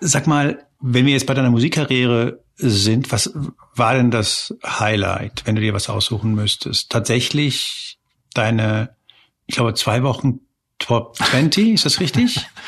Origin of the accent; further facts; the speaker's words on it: Spain; now in Germany; ich bin ja gebürtig aus Spanien